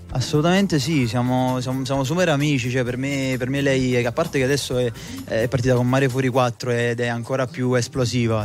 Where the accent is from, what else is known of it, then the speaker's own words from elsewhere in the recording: Naples, Campania, Italy; sono napoletano